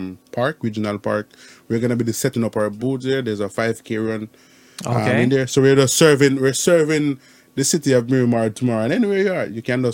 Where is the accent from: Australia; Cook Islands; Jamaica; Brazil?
Jamaica; I'm from Jamaica